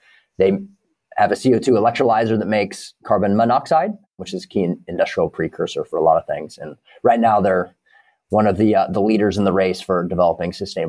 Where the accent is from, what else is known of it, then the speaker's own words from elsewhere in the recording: Kansas, United States; I grew up in Kansas. I know a lot of people who know a lot about ag.